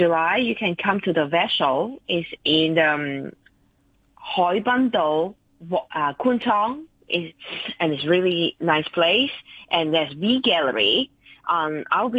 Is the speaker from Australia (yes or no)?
no; Stanley, Hong Kong; I grew up in Stanley Village, everybody looked like this